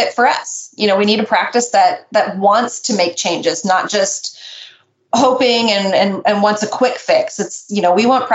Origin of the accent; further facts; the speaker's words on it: Nebraska, United States; I'm from Nebraska